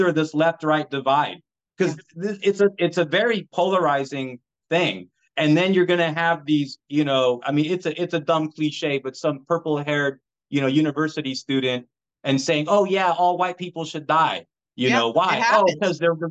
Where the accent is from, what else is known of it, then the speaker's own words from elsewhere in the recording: United States; We are American citizens. We are not foreign anything, right? Born and raised